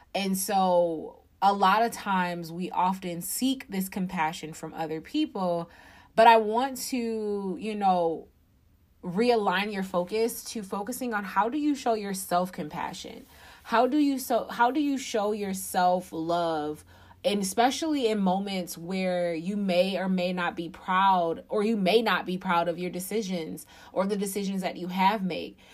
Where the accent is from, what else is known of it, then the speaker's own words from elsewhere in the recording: Detroit, Michigan, United States; I am from Detroit, Michigan. I actually live outside of the city.